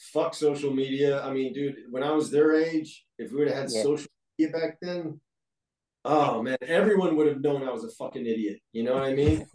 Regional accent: Destin, Florida, United States; where I grew up in Destin, Florida

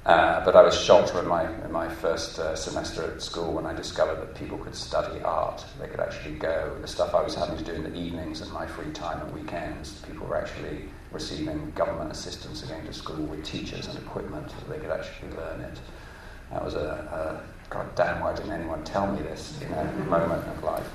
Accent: England, United Kingdom; moved away as an adult; now in New York, United States; I'm British, as you can probably hear. I've lived in America for 12 years now, in New York. And I grew up in England

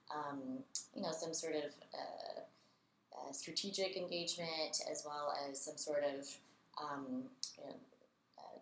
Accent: Raleigh, North Carolina, United States; I'm from Raleigh, North Carolina

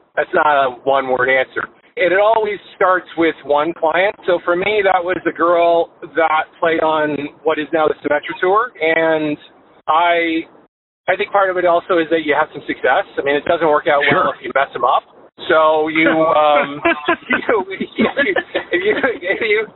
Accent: Canada; moved away as an adult; now in Florida, United States; I'm Canadian, and I came to South Florida originally to pursue some golf myself

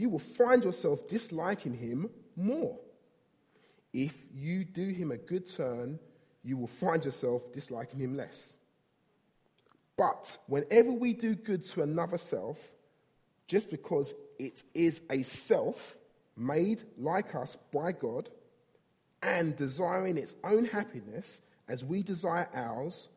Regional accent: London, United Kingdom; I grew up in South East London, grown up here all my life

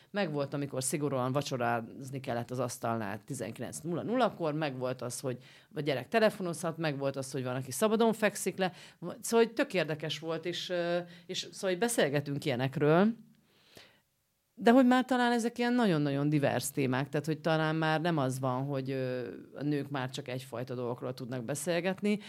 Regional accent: Romania; now in Budapest, Hungary; én Romániából Budára jutottam el szülni

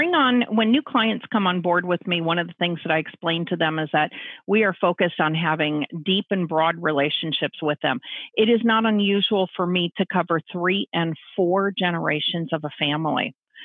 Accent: San Francisco, California, United States; And I grew up in that in San Francisco.

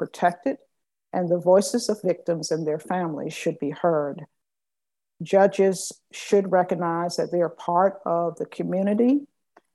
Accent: Augusta, Georgia, United States; I grew up in East Augusta and graduated from Richmond Academy

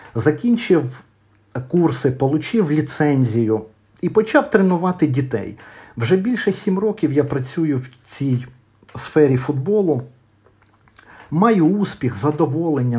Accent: Vyshneve, Kyiv Oblast, Ukraine; в Вишневому, звідки я родом

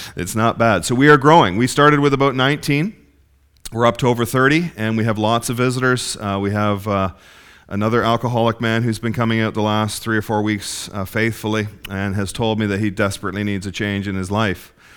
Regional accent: Ontario, Canada; moved away; I come from Ontario, Ontario

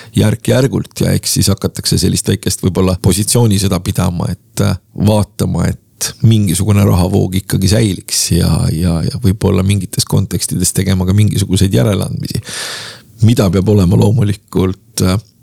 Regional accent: Tallinn, Harju County, Estonia; ma olen äh, Lasnamäelt pärit

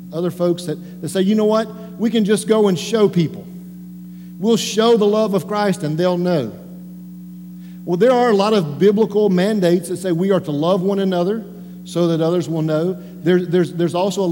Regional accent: Western North Carolina, United States; I grew up in Western North Carolina.

